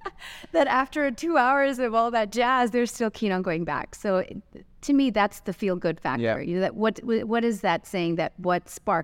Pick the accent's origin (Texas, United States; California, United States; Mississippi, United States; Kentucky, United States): California, United States; Santa Monica; now in Dubai, United Arab Emirates; growing up in California, Santa Monica, the first answer would be obviously the beach and the water.